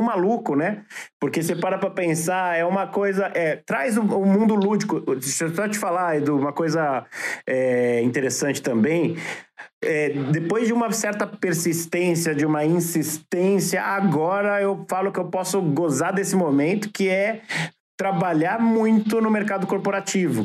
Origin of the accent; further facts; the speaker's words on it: Brazil; I'm from Brazil